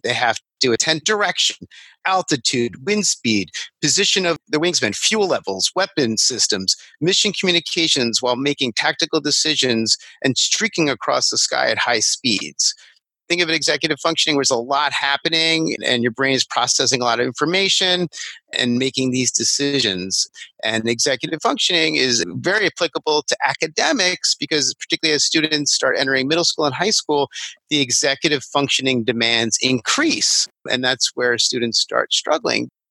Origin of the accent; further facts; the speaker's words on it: Massapequa Park, New York, United States; I'm from Long Island, Massapequa Park